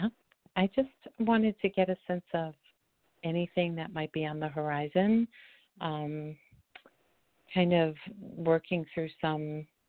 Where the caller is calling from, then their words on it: Boulder, Colorado, United States; I'm calling from Boulder, Colorado.